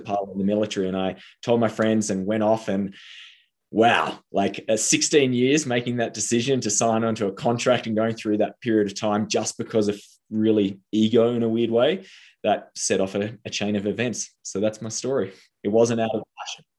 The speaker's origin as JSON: {"language": "English", "region": "Tasmania", "country": "Australia", "moved": "yes", "said": "I came from Tasmania, and there in Tasmania, success is being a doctor."}